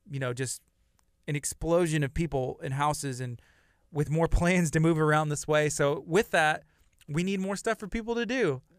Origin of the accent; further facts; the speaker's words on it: La Marque, Texas, United States; growing up in Lamarck